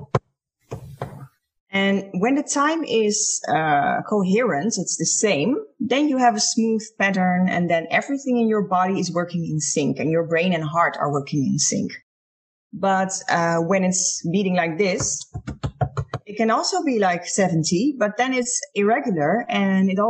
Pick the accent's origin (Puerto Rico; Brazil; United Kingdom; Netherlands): Netherlands; I'm from the Netherlands.